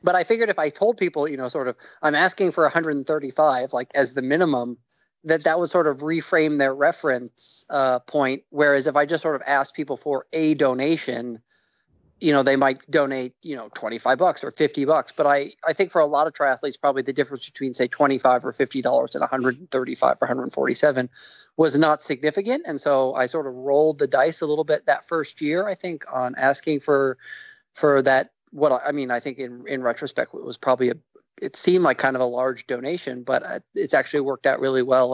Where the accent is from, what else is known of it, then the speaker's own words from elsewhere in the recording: New York, United States; moved away; I'm from New York originally